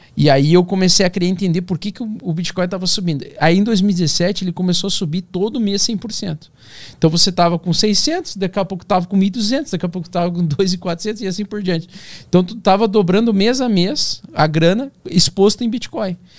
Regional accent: Vera Cruz, Rio Grande do Sul, Brazil; eu nasci no interior do Rio Grande do Sul, então, tipo, uma cidade de 20 mil habitantes

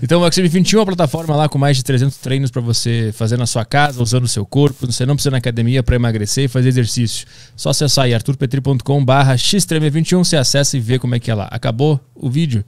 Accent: Porto Alegre, Rio Grande do Sul, Brazil; Eu sou de Porto Alegre

